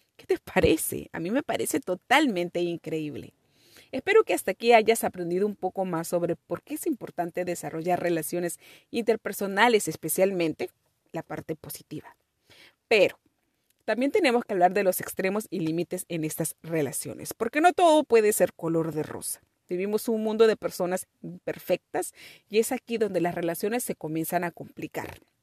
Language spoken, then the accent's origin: Spanish; Peru